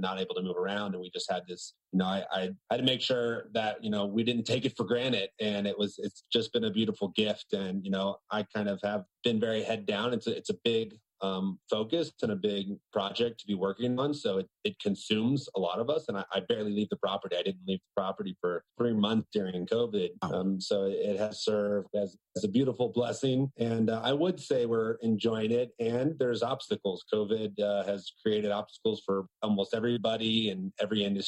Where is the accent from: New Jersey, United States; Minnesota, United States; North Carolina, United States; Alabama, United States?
North Carolina, United States; Outer Banks; I grew up on a small island off the coast of North Carolina. It's called the Outer Banks